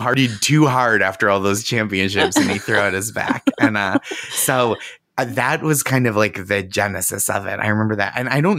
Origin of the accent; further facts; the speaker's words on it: Boston, Massachusetts, United States; I'm 36. I was born in 85. And I think my consciousness, and I'm from the Boston area.